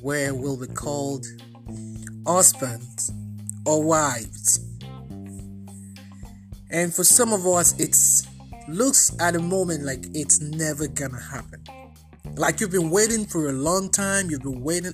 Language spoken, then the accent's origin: English; Nigeria; now in United States; I am originally Nigerian. At the moment, I'm also Nigerian American